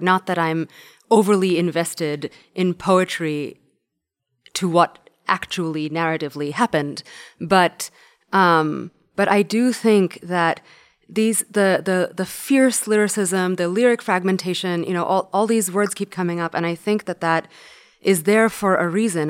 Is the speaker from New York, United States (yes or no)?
yes; New York, United States; when I was growing up in New York